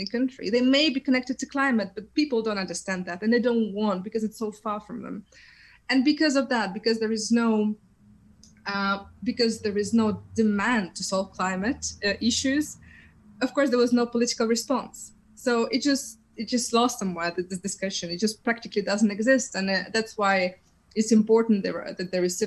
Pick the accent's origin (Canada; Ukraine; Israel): Ukraine; moved away; I'm coming from Ukraine